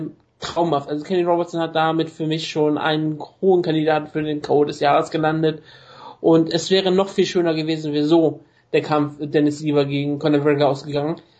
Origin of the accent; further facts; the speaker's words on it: Germany; Ich aber, weiß, aber ich kann Bonus ruhig sagen, ich bin Deutscher.